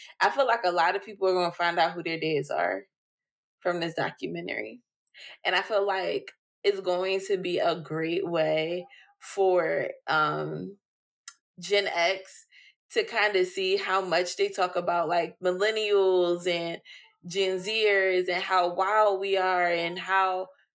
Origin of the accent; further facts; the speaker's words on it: United States; I'm a black American